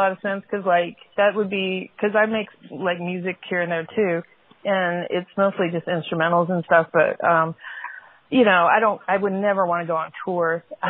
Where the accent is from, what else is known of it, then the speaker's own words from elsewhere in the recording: Denver, Colorado, United States; now in Monroe, United States; I've been in Monroe for about 16 years now. God, but I'm originally from Denver, Colorado.